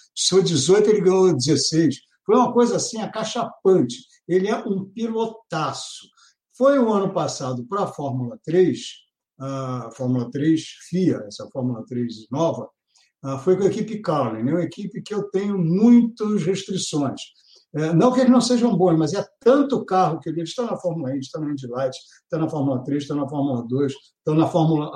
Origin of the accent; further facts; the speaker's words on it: Brazil; como brasileiro